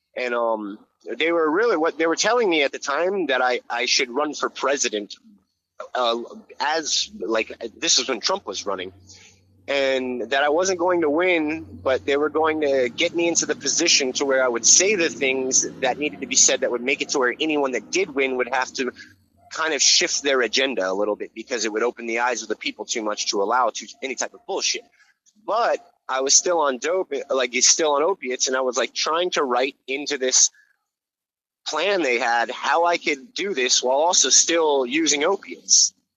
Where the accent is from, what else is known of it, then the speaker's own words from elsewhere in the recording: Hawaii, United States; also born or lived in Florida; now in New York, United States; I grew up in Hawaii and I lived in Florida